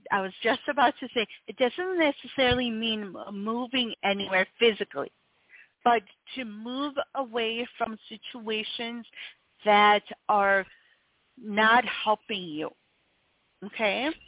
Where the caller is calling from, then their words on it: North Carolina, United States; I'm actually calling from uh, North Carolina.